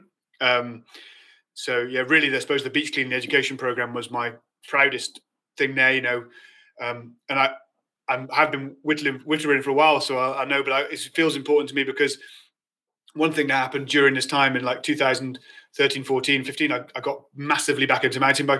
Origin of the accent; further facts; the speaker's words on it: Mid Wales, United Kingdom; also born or lived in Birmingham; I grew up in Mid Wales. I wasn't born in Mid Wales. I was born in Birmingham, and so lucky that my mum loved a program called The Good Life, and we moved to Mid Wales when I was 4